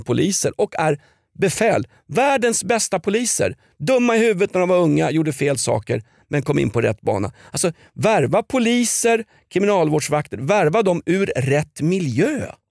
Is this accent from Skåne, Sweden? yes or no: no; Stockholm, Stockholm County, Sweden; när jag växte upp i Vällingby